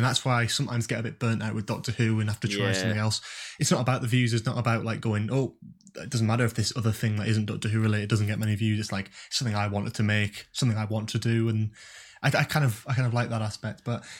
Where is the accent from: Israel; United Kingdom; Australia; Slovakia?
United Kingdom; Newcastle upon Tyne, North East England; now in London, United Kingdom; I go to uni in London, and I'm originally from Newcastle, so again, it was just cut off basically from everyone almost straight away.